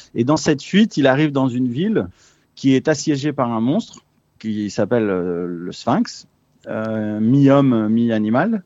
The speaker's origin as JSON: {"language": "French", "country": "France", "tie": "born or raised there", "said": "Je suis né en France, mais euh, mes parents sont chiliens"}